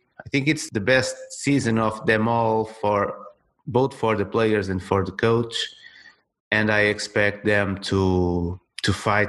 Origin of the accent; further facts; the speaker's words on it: Torres Vedras, Portugal; Torriens. That is my hometown team.